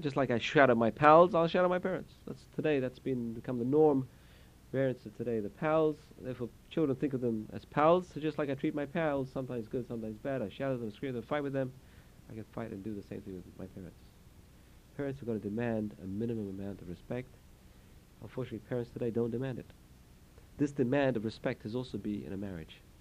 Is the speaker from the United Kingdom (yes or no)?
yes; England, United Kingdom; moved away; I come from England